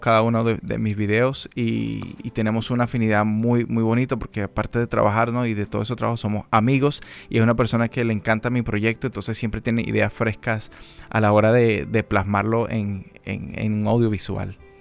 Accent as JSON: {"language": "Spanish", "country": "Venezuela", "tie": "born or raised there", "moved": "yes", "lives_now": "Dominican Republic", "said": "yo crecí en Venezuela"}